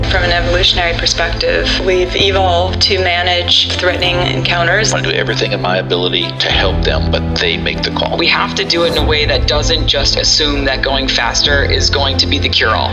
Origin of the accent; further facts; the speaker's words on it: suburb of New York City, United States; also born or lived in Manhattan, New York; I grew up in the suburb of New York City. My, I was born in Manhattan